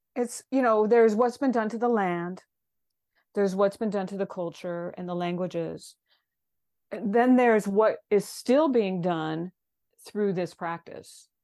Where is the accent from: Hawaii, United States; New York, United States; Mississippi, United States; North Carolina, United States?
Hawaii, United States; a Hawaiian person